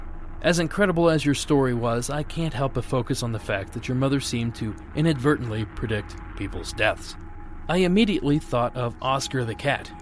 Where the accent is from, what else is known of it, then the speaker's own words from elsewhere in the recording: Ohio, United States; moved away; Back in my home state of Ohio